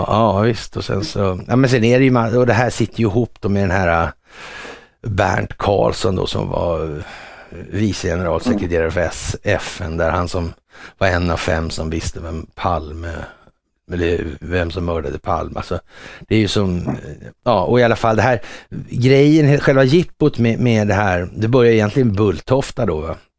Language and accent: Swedish; Sweden; som svensk